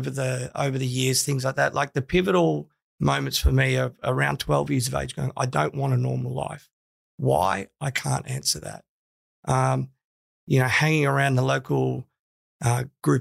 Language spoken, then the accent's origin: English; Melbourne, Victoria, Australia; now in Sydney, Australia; Melbourne, northern suburbs. I spent a lot of time at a suburb called Mill Park, which is like a new housing estate. So, I used to ride dirt bikes from 11 years old in the paddocks out the back.